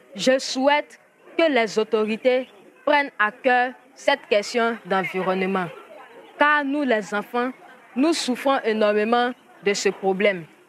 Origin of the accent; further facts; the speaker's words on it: San-Pédro, Côte d’Ivoire; j'ai 14 ans. Je viens de la Côte d'Ivoire. J'appartiens au groupement des enfants de San Pedro.